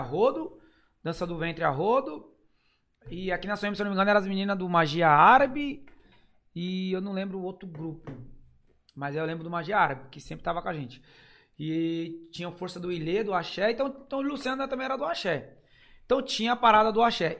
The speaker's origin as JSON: {"language": "Portuguese", "region": "São Paulo", "country": "Brazil", "said": "Não, gente, São Remo"}